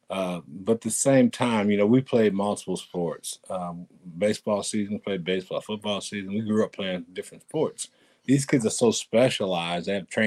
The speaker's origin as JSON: {"language": "English", "town": "Chicago", "region": "Illinois", "country": "United States", "tie": "born or raised there", "said": "you and I get along because I saw the Bears stuff, and I grew up in Chicago."}